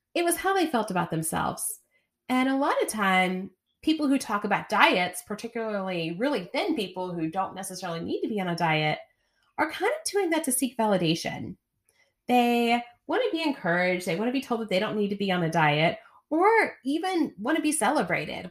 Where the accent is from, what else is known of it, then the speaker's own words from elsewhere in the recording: the South, United States; I'm from the South